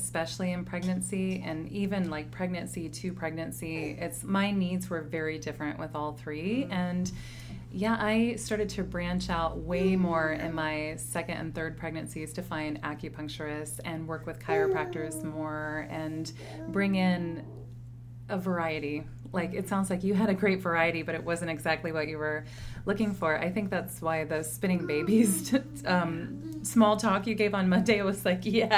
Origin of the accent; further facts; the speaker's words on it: Midwest, United States; I was raised in the Midwest as well